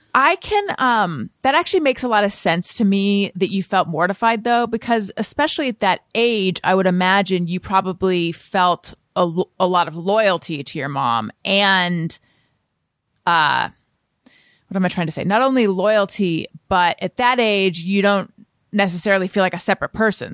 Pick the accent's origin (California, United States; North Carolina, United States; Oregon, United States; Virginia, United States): California, United States; Orange County; moved away as an adult; also born or lived in New York; I grew up in Orange County, California.